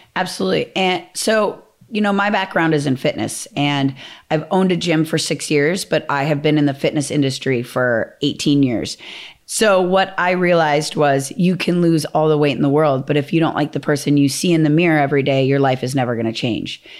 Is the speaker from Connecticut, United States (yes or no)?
no; Minnesota, United States; I'm from Minnesota. We're, like, very Midwest values